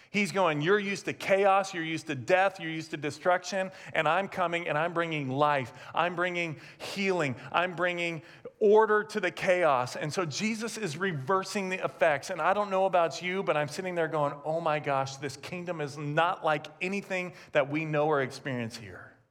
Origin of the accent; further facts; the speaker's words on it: California, United States; I grew up in Southern California, and when I think of kingdom, my natural tendency and thought is the magic kingdom. I grew up an hour and 15 minutes south of Disneyland